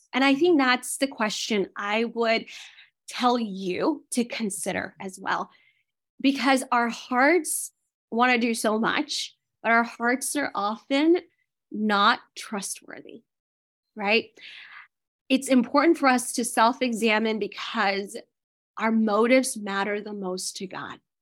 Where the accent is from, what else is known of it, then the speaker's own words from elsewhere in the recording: India; moved away; I was born in India.